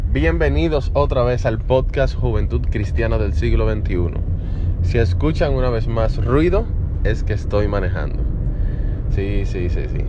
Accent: Dominican Republic; Me dedico a la educación en la República Dominicana, de donde soy

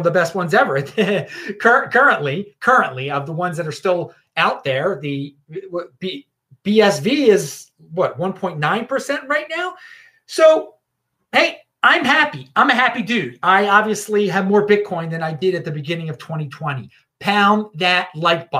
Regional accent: Baltimore, Maryland, United States; moved away; I'm from Baltimore originally

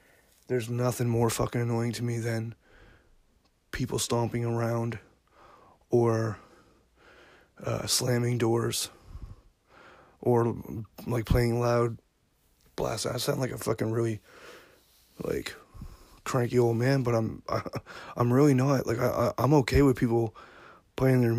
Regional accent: Yarmouth, Nova Scotia, Canada; moved away as an adult; also born or lived in Alberta; now in Dartmouth, Canada; I grew up in Yarmouth, Nova Scotia. I'm a small town guy.

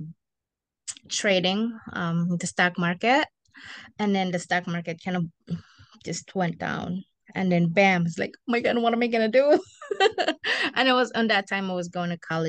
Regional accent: Philippines; moved away as an adult; now in United States; I'm from the Philippines, and I came here in the U.S. in 2013.

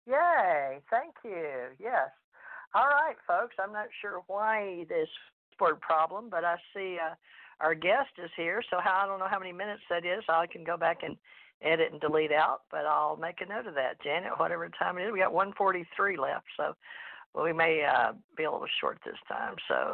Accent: Houston, Texas, United States; also born or lived in Louisiana; I was born in Louisiana, raised in Houston, Texas.

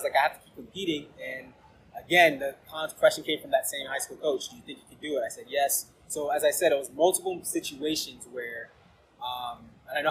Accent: Northern Virginia, United States; I grew up in the Northern Virginia area

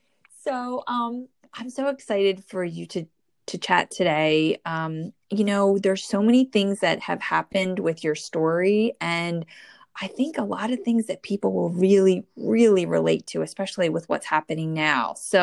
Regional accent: New Jersey, United States; born or raised there

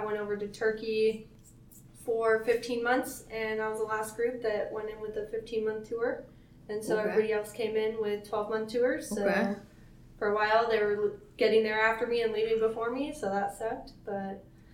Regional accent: Missoula, Montana, United States; moved away as an adult; I'm from Missoula, Montana, so really close to home.

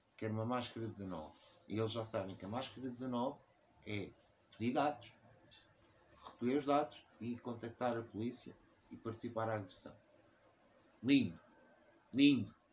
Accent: Portugal; eu cresci em Portugal e adoro em Portugal

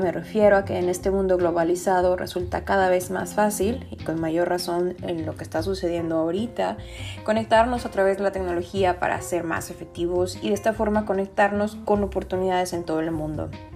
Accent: Mexico; Soy mexicana

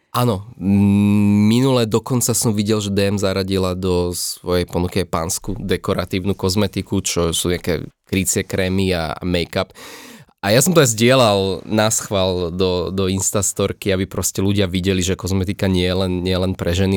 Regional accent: Slovakia; ja som odtiaľto a tu mám nejaké také svoje korene

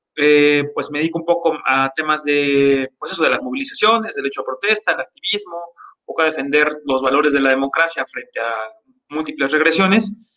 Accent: Jojutla, Morelos, Mexico; el municipio en el que yo nací, que es Cojutla

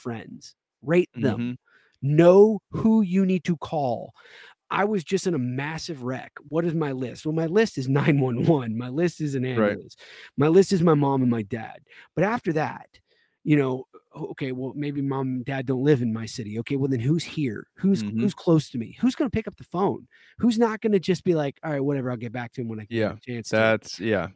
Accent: the South, United States; this is coming from a Southern boy. I mean, I was born and raised in the South.

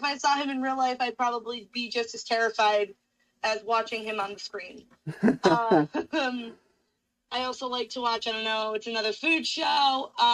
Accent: Westfield, Massachusetts, United States; born or raised there

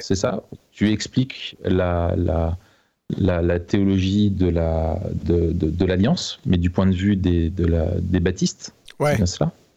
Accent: Grenoble, Auvergne-Rhône-Alpes, France; Je suis né à Grenoble et puis je, j'ai essayé de partir, mais j'ai pas réussi.

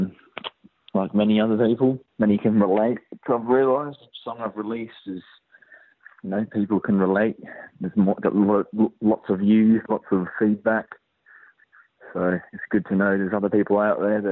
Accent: Perth, Western Australia, Australia; born or raised there; also born or lived in Portsmouth, England

